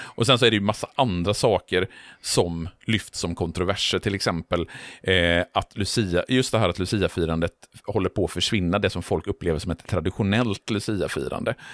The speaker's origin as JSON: {"language": "Swedish", "town": "Borås", "region": "Västra Götaland", "country": "Sweden", "tie": "born or raised there", "said": "i Borås, där jag växte upp"}